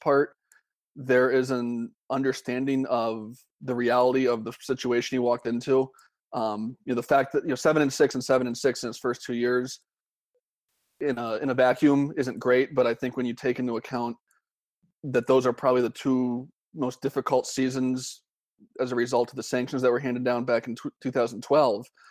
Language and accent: English; Columbus, Ohio, United States; I grew up in Columbus